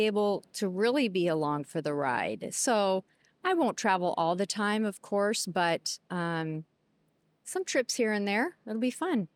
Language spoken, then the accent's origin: English; Seattle, Washington, United States; I'm, I'm born and raised in Seattle with some, um, detours other places